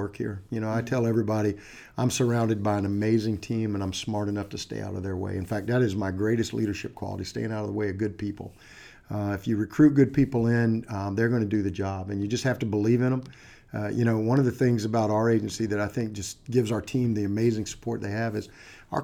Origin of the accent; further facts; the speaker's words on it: Green Cove Springs, Florida, United States; also born or lived in Titusville, Florida; I was born and raised in Florida. I was up near a little town called Green Cove Springs up near Jacksonville